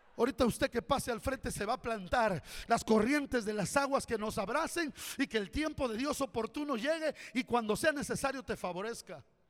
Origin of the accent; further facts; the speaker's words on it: Corinto, Guerrero, Mexico; also born or lived in Acapulco; Yo nací en la Sierra de Guerrero, en la vil pobreza